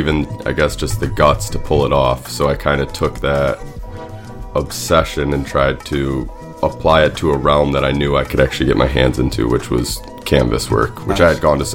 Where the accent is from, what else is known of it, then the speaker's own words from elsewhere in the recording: Syracuse, New York, United States; moved away as an adult; also born or lived in Vermont; now in Brooklyn, United States; I'm from Syracuse, New York